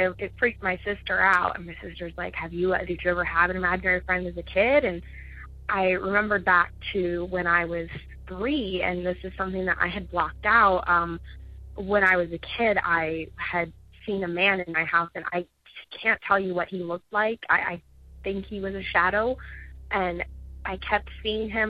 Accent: Ohio, United States; I'm from Ohio.

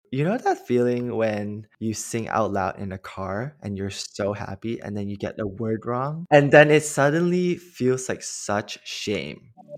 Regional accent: Malaysia; moved away as an adult; now in Los Angeles, United States; I'm from Malaysia originally. And growing up, I always knew that I was gay but mm-hmm. in Malaysia

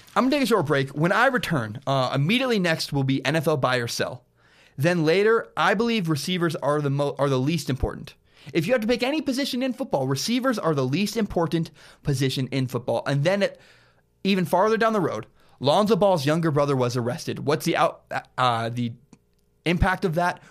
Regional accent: Portland, Oregon, United States; also born or lived in Vancouver, Washington; now in Pullman, United States; growing up in Portland

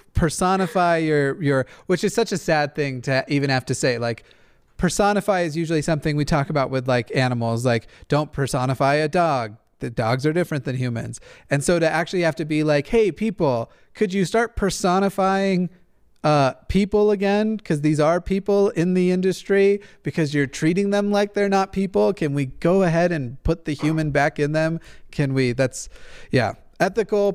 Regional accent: Levittown, New York, United States; Levittown, Long Island, over here

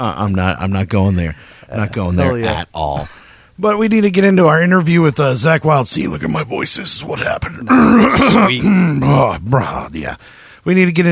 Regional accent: Dallas, Texas, United States; That actually listened to the podcast and we're from Dallas, Texas. So there was a Texas contingency as well.

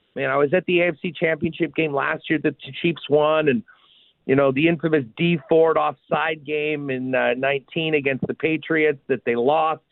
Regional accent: Winnipeg, Manitoba, Canada; I'm born and raised in Winnipeg

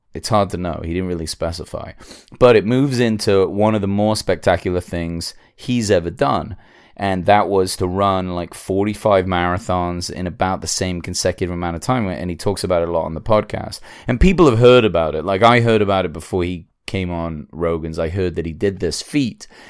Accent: England, United Kingdom; I'm English

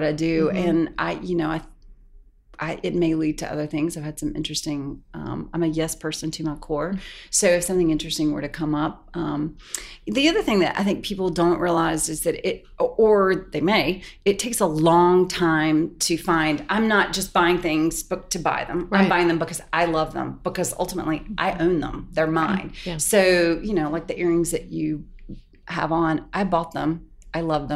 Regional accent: Pickens, South Carolina, United States; moved away; I grew up in a tiny town in Pickens, South Carolina. On a farm

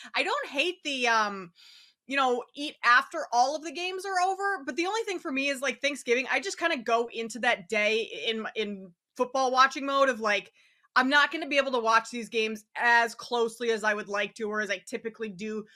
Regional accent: Minnesota, United States; now in Chicago, United States; I live in Chicago right now, but I'm from Minnesota

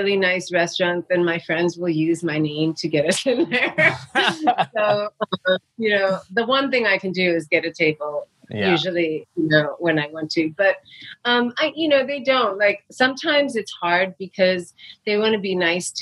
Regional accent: New York City, New York, United States; I grew up in New York City

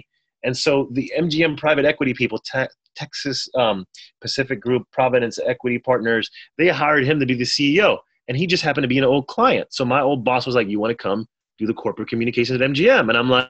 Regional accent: Haiti; I'm in the south of France. I'm from Haiti, but I've never been to France before, I don't think at the time.

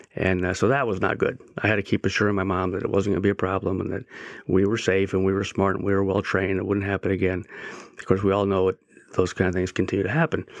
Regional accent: San Diego, California, United States; I grew up in San Diego, but about uh, 20 minutes uh, east of the of the beach of downtown

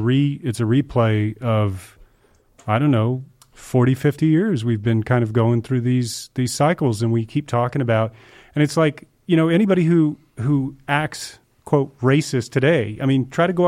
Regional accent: the South, United States; Sure, I grew up in the South.

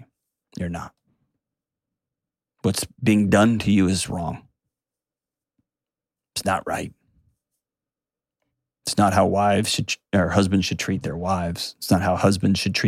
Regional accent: Texas, United States; I grew up in Texas

